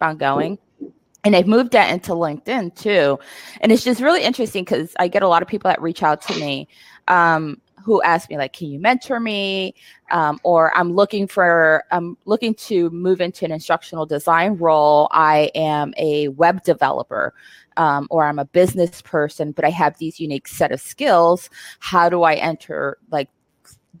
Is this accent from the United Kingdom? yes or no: no; Puerto Rico; now in Seattle, United States; I'm from Puerto Rico. I am in Seattle.